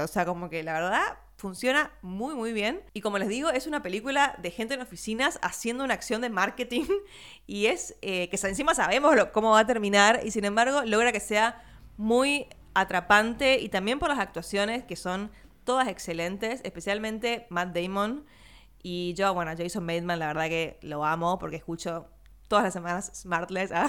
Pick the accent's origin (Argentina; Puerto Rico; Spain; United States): Argentina; nuestra vivencia como argentino latinoamericano